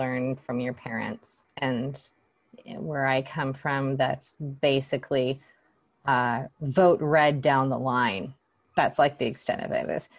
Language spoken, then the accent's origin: English; Atlanta, Georgia, United States; now in San Francisco, United States; I live in San Francisco, and I grew up in Atlanta, Georgia.